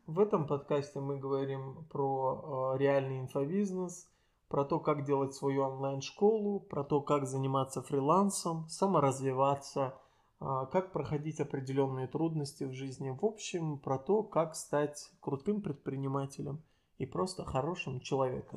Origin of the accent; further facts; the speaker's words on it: Azerbaijan; я азербайджанец для многих, э, а точнее Талыш